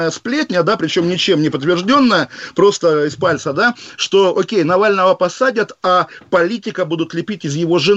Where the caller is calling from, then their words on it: London, United Kingdom; я из Лондона с вами разговариваю